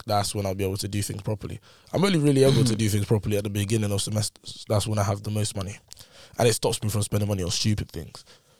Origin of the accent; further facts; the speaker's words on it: London, United Kingdom; I'd say for South London.